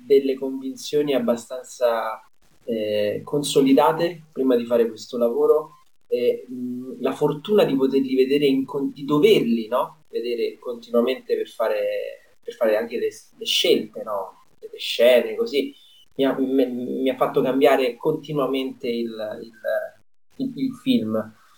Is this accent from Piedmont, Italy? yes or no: no; Rome, Lazio, Italy; da romano